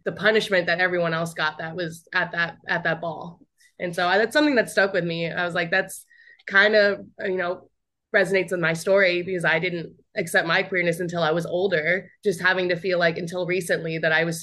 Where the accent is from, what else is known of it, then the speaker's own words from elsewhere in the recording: Arizona, United States; moved away; also born or lived in New York; I'm from Arizona